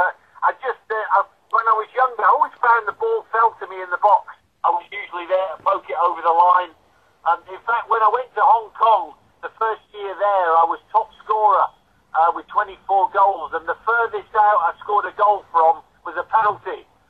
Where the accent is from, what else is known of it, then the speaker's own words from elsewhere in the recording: Leeds, Yorkshire and the Humber, United Kingdom; born there; also born or lived in London / Bracknell; Yeah, I was a mad Leeds United fan. I was born in Leeds, my dad was a Leeds season ticket holder, yeah, that was my club.